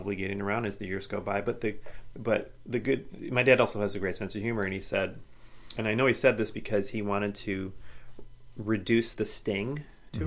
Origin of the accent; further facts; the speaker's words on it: Midwest, United States; moved away; also born or lived in Portland; when you're growing up in the Midwest